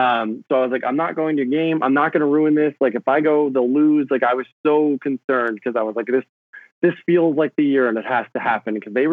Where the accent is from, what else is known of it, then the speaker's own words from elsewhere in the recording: New Jersey, United States; now in Brooklyn, United States; like I grew up in New Jersey. I live in Brooklyn now.